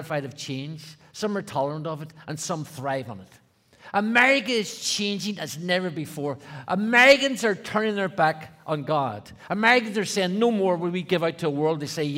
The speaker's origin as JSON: {"language": "English", "town": "Belfast", "region": "Northern Ireland", "country": "United Kingdom", "tie": "born or raised there", "said": "I grew up in Belfast, Northern Ireland"}